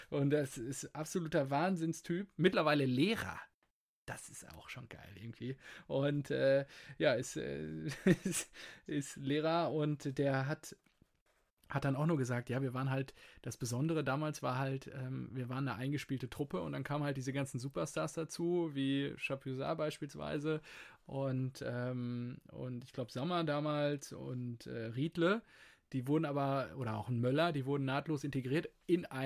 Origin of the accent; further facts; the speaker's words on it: Dortmund, North Rhine-Westphalia, Germany; unterm Strich freue ich mich natürlich als, als Dortmunder